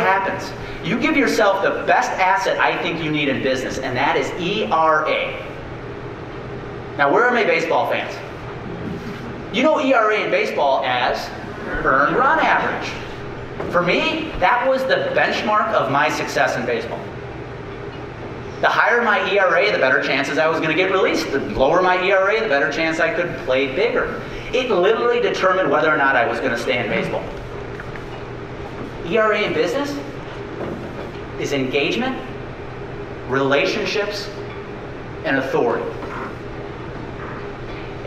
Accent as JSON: {"language": "English", "area": "near Beloit and Milwaukee", "region": "southern Wisconsin", "country": "United States", "tie": "born or raised there", "said": "go pitch for the Beloit Snappers in Beloit, Wisconsin, 50 miles from where I grew up. I was three promotions away from pitching for the Milwaukee Brewers, 30 miles from my hometown"}